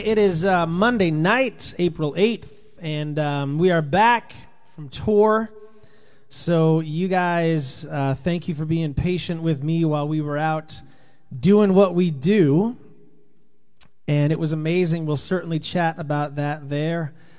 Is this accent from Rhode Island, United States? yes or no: yes; Rhode Island, United States; I was born in Rhode Island